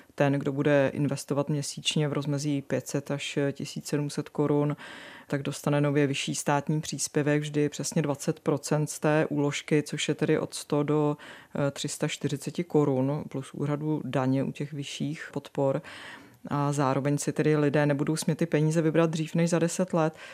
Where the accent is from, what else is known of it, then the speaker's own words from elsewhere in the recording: Czechia; jsme na tom jako Češi